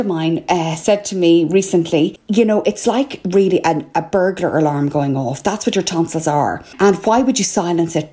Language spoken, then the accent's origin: English; Ireland; I'm …